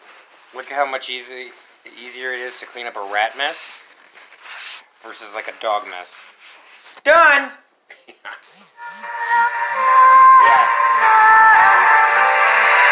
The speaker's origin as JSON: {"language": "English", "country": "United States", "lives_now": "Colorado, United States", "said": "I'm American"}